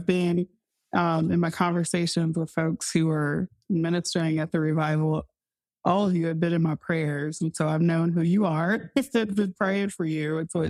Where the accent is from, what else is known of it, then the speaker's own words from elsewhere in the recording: Houston, Texas, United States; I grew up Baptist in Houston, Texas. And I loved our church. It was Central Garden Missionary Baptist Church.